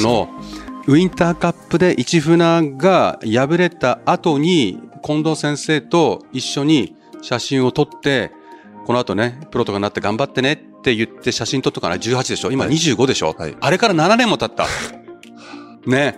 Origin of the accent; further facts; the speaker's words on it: Niigata, Japan; moved away; 私も新潟県人なんで同じくらい寒いところにいたんで